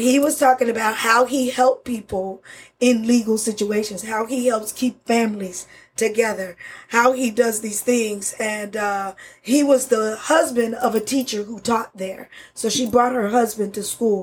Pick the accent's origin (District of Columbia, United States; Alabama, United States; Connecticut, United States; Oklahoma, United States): Oklahoma, United States; Spencer; English is a second language; also born or lived in Florida; growing up in uh, 10 miles east of oklahoma city in a little uh, town called spencer Oklahoma.